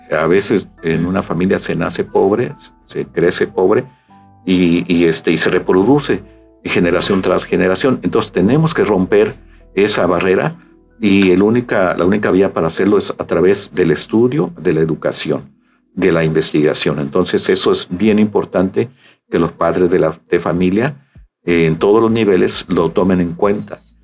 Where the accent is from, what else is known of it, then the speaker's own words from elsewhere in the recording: Xalapa, Veracruz, Mexico; moved away as an adult; now in Tabasco, Mexico; yo soy originario de Veracruz, de Jalapa, Veracruz, y desde 1980, una vez concluida mi, carrera de economía, eh, me invitan aquí al estado ah, de Tabasco